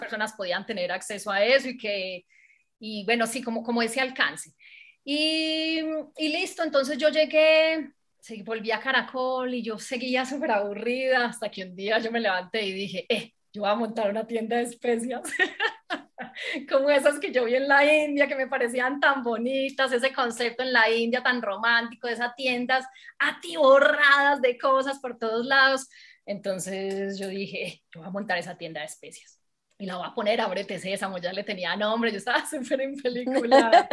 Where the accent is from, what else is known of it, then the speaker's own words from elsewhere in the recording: Medellín, Antioquia, Colombia; pasé por todos los medios de comunicación de aquí de Medellín, pues como se habrán dado cuenta, soy paisa